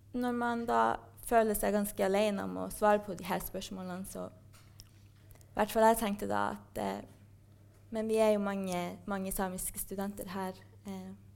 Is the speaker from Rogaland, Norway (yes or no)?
no; Kautokeino, Finnmark, Norway; moved away as an adult; now in Trondheim, Norway; jeg vokste opp i Kautokeino